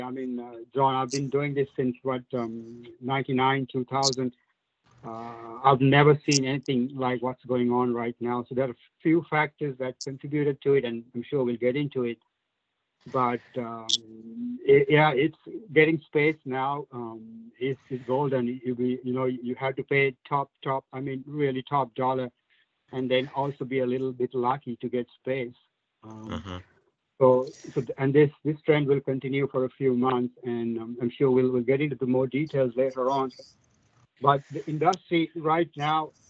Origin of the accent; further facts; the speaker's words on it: Sri Lanka; moved away as an adult; now in United States; I was born, I grew up in Sri Lanka. And then I moved to the States, 1999, 2000, around there.